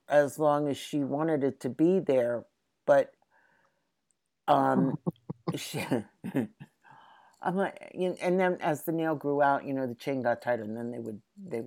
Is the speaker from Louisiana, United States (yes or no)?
no; Philadelphia, Pennsylvania, United States; as a little girl growing up. You know, growing up in Philadelphia